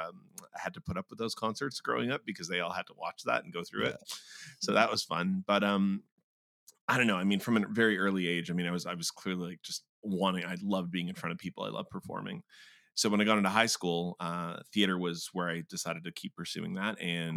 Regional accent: Brampton, Ontario, Canada; also born or lived in Mexico; I was born in Mexico. We moved back and forth for the better chunk of the first half of my life. And then we eventually landed in Brampton, just because that's the easiest way to put it. So just kind of in the GTA.

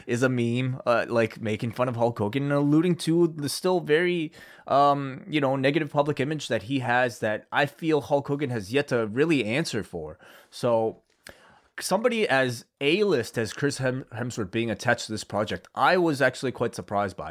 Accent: Canada; the country that I'm from

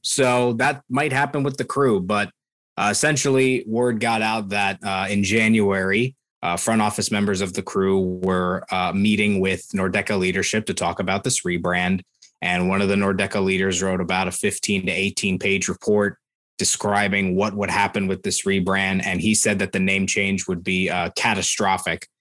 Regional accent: Columbus, Ohio, United States; I was born in Columbus

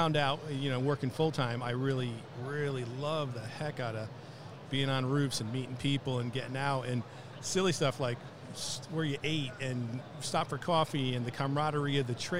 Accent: Milford, Connecticut, United States; Born and raised in Milford, Connecticut.

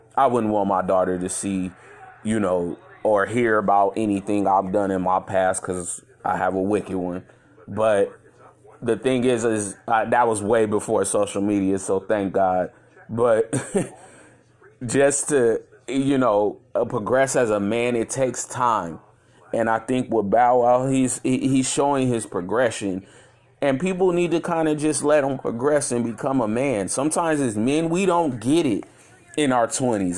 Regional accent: Chicago, Illinois, United States; I'm from Chicago, Illinois.

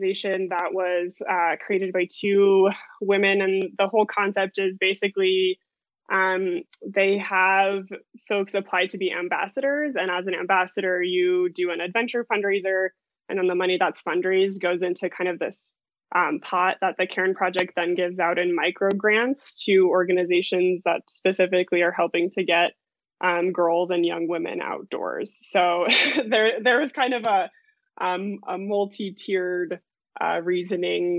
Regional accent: Lakewood, Colorado, United States; born or raised there; also born or lived in Denver, Colorado

